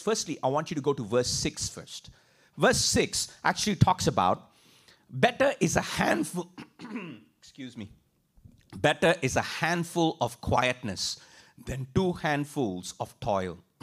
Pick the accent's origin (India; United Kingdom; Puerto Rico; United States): India; moved away as an adult; I grew up in India